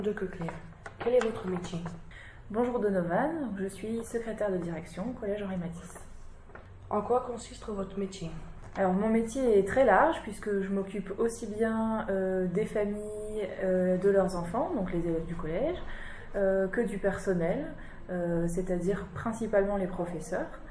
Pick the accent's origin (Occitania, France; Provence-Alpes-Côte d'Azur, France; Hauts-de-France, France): Hauts-de-France, France; Lille; je suis originaire de Lille, dans le nord.